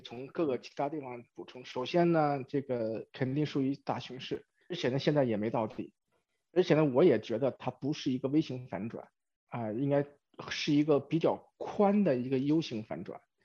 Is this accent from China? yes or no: yes; China; moved away as an adult; now in Silicon Valley, United States; 我是在中国出生，中国长大，在中国上了大学，然后 工作几年才出国，虽然已经出国了差不多二十年，但是对中国还是比较了解